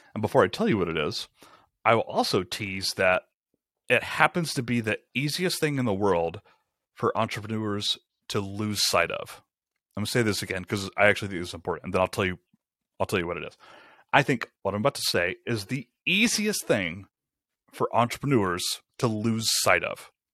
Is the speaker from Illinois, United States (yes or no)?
no; Rome, Georgia, United States; moved away as an adult; also born or lived in Atlanta, Georgia; We moved to Rome, Georgia, which is where I'm from, it's my hometown